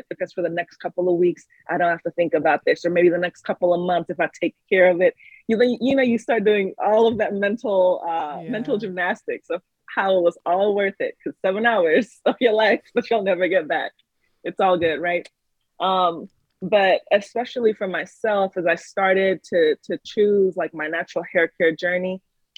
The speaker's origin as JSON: {"language": "English", "region": "Texas", "country": "United States", "tie": "born or raised there", "also_born_or_lived": "New York", "moved": "as an adult", "said": "I lived in Texas prior to, I grew up somewhat in Texas. Then I came to New York for college"}